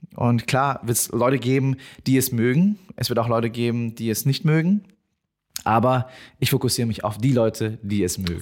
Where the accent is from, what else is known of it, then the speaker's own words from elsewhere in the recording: Bavaria, Germany; ich bin in Deutschland geboren, ich bin Deutscher